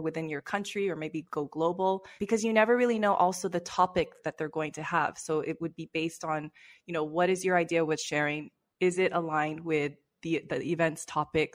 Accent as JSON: {"language": "English", "town": "Los Angeles", "region": "California", "country": "United States", "tie": "born or raised there", "also_born_or_lived": "London", "moved": "as an adult", "lives_now": "Barcelona, Spain", "said": "I've born and raised in Los Angeles."}